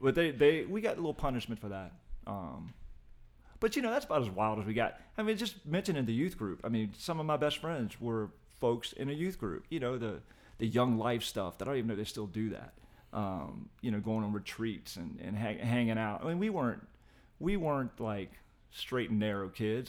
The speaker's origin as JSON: {"language": "English", "town": "Short Pump", "region": "Virginia", "country": "United States", "tie": "born or raised there", "said": "I was adopted and grew up in Short Pond"}